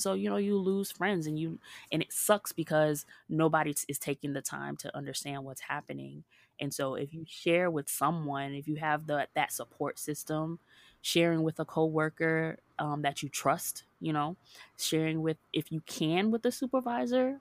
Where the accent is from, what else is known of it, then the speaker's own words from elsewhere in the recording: Hollywood, Florida, United States; also born or lived in Jacksonville, Florida; was born and raised in Hollywood, Florida, and I moved up to Jacksonville to go to college